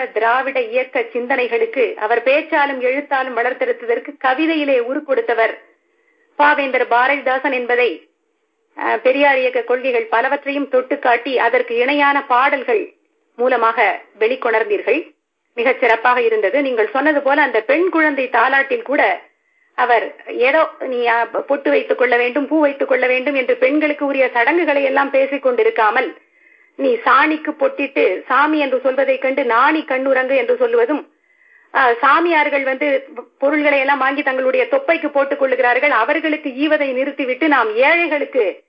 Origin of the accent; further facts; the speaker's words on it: Puducherry, India; now in United States; நான் புதுவையைச் சேர்ந்தவள்